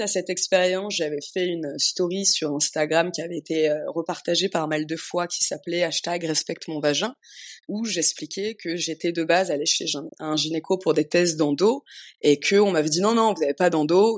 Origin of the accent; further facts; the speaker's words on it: Paris, Île-de-France, France; moved away as an adult; also born or lived in Amsterdam; now in Tulum, Mexico; je suis née, j'ai grandi à Paris